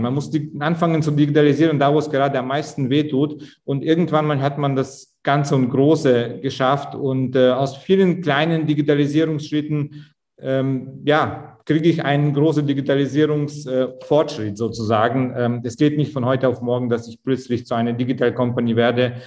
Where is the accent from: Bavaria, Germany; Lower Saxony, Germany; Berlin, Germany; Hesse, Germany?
Bavaria, Germany; Augsburg; Augsburg, wo ich herkomme